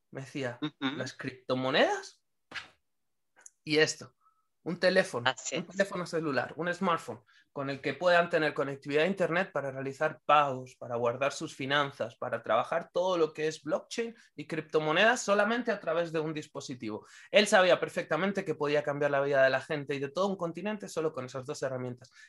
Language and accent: Spanish; Venezuela; moved away; Soy venezolano y tengo más de un año y medio sin venir a mi país.